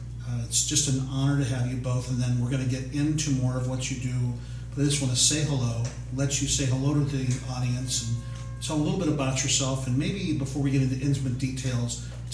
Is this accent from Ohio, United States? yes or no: yes; Canton, Ohio, United States; I grew up in Canton, Ohio